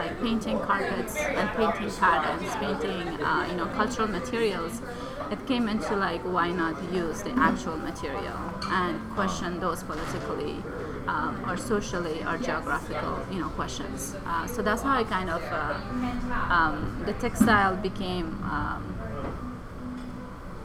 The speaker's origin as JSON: {"language": "English", "region": "Kabul", "country": "Afghanistan", "tie": "born or raised there", "also_born_or_lived": "Peshawar, Pakistan / Canada", "moved": "yes", "said": "I originally grew up in Kabul, Afghanistan"}